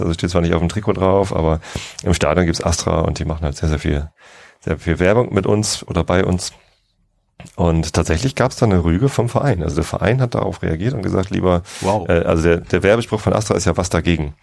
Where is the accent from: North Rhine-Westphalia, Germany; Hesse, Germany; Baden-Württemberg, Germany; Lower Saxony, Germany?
Lower Saxony, Germany; Ich bin ja aufgewachsen in Niedersachsen, ich wohne hier, aber es ist halt Speckgürtel Hamburg